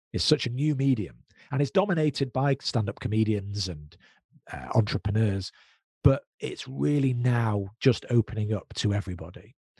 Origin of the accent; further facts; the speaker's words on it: United Kingdom; we're British Jews. So we're British, but we're Jews